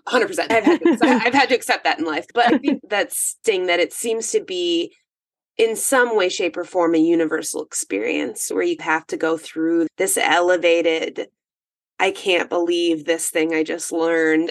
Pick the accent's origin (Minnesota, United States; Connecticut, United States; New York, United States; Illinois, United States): Minnesota, United States; northern; I'm in northern Minnesota, 45 minutes from Canada. I am in the woods.